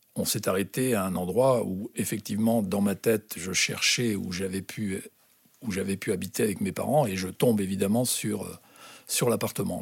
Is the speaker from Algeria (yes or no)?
yes; Algeria; also born or lived in Toulouse; now in France; je venais d'Algérie